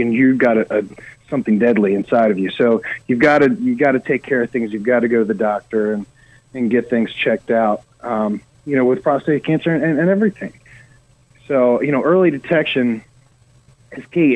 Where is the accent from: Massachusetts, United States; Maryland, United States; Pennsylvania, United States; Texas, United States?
Maryland, United States; Eastern Shore of; moved away as an adult; also born or lived in Baltimore, Maryland; now in Nashville, United States; I'm from the Eastern Shore of Maryland